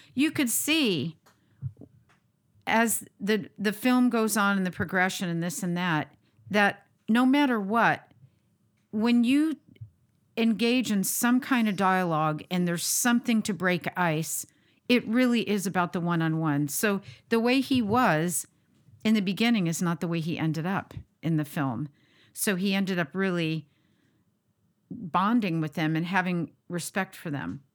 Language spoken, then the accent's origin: English; United States; being the American that I am